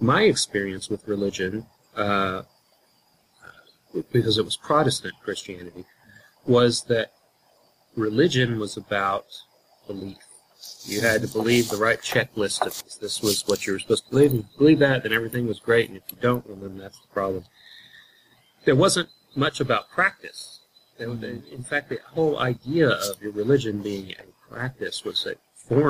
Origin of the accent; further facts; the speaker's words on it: Houston, Texas, United States; growing up in Houston, Texas, or the area of Houston, Texas